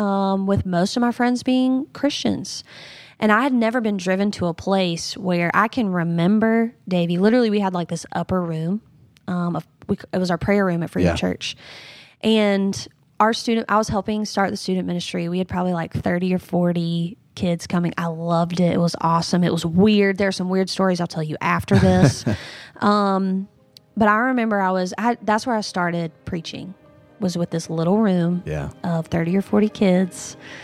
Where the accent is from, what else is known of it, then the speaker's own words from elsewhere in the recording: North Carolina, United States; now in South Carolina, United States; So I grew up, South is my main context. I grew up in North Carolina, yep, from the coast, moved here to South Carolina, and I've only ever known Bible Belt.